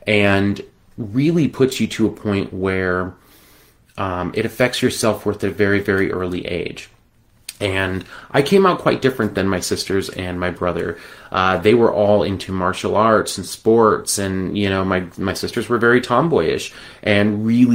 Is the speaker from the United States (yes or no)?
yes; Las Vegas, Nevada, United States; I was born in 1981 in Las Vegas, Nevada